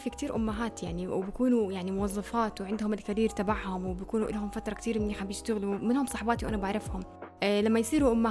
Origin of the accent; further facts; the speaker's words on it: Amman, Amman Governorate, Jordan; احنا عندنا بعمان ما بدي احكي اسم المدرسه اللي كنت فيها